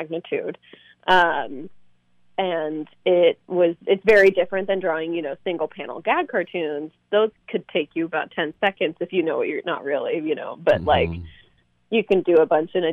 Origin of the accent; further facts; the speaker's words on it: Sonoma, California, United States; moved away as an adult; also born or lived in New York; I grew up in Northern California in Sonoma